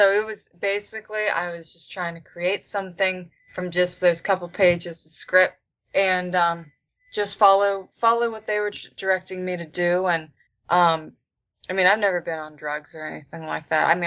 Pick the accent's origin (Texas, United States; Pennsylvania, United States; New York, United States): Pennsylvania, United States; In Pennsylvania.